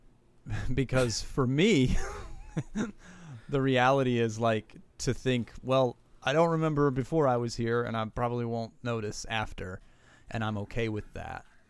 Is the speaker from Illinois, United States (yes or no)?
no; Southern West Virginia, United States; born and raised in Southern West Virginia Appalachian